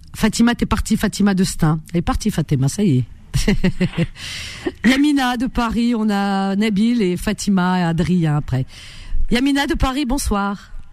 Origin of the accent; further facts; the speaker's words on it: Algeria; now in France; C'est mon pays, de euh, voilà, euh, de mes parents